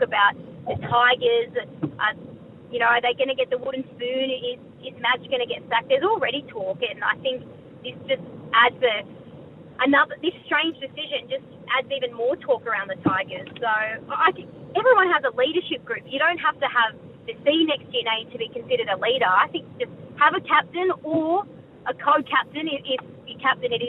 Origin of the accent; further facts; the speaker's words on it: New South Wales, Australia; I think I'm from New South Wales